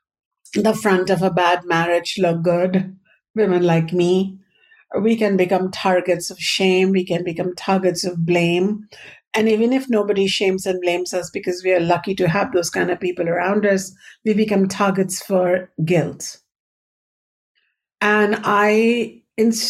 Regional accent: Ayodhya, Uttar Pradesh, India; moved away; Growing up in India, in a Hindu Vedic household

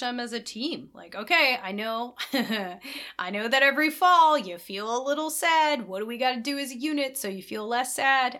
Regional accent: Midwest, United States; we're both from Midwest

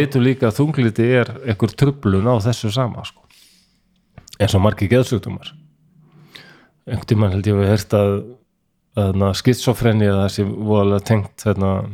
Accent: Iceland; moved away as an adult; also born or lived in Denmark; þegar ég flutti heim frá Danmörku 2002

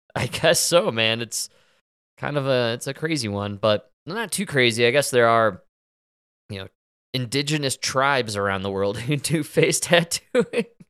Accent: Chicago, Illinois, United States; I'm from Chicago

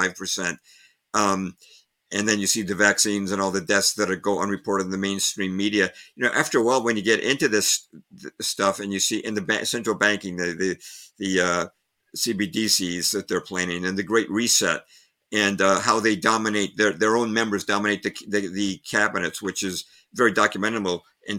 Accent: Lexington, Massachusetts, United States; I grew up in Lexington, Massachusetts, which is the town where the American Revolution against Britain began.

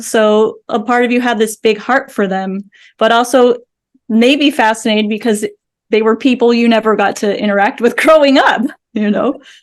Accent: Southern California, United States; I grew up in Southern California

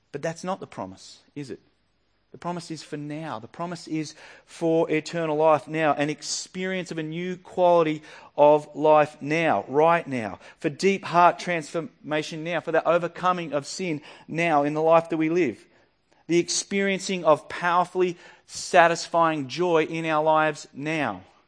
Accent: Yackandandah, Victoria, Australia; moved away; Yakindando is my hometown, it's where I grew up

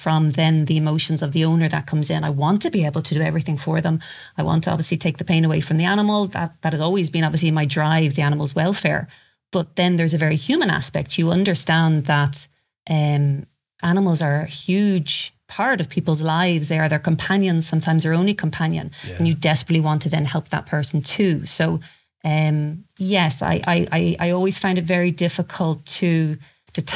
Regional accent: Ireland; I'm from Ireland

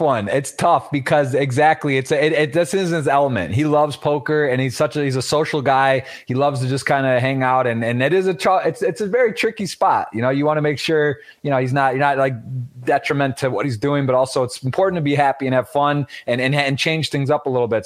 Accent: Michigan, United States; We're both from Michigan

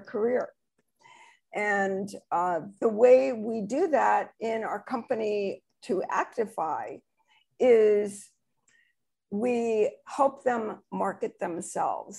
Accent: New Jersey, United States; now in California, United States; originally I'm from New Jersey

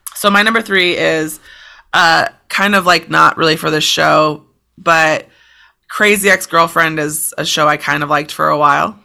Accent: United States; as an American

